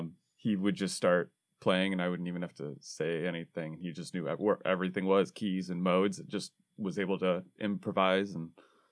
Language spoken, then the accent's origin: English; Waterford, Michigan, United States; I'm from Waterford-Clarkston area.